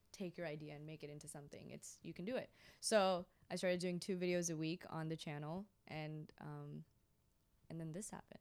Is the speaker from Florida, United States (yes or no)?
yes; Florida, United States; also born or lived in India; I was born in Florida